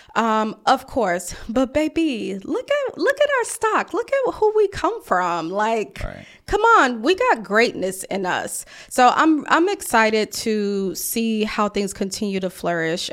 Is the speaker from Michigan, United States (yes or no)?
no; Mississippi, United States; also born or lived in Atlanta; now in Washington, DC, United States; I'm from Mississippi